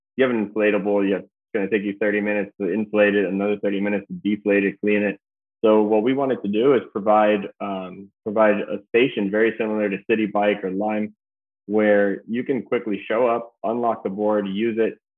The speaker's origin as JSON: {"language": "English", "town": "Key Biscayne", "region": "Florida", "country": "United States", "tie": "born or raised there", "said": "I was born and raised here in Key Biscayne"}